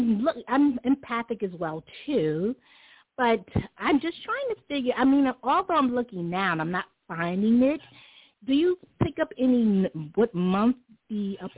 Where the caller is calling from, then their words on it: New York City, New York, United States; Yes, I am. And in the U.S., I'm in New York City.